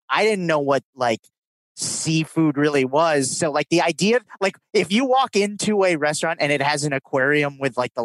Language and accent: English; Minnesota, United States; now in Los Angeles, United States; I grew up in Minnesota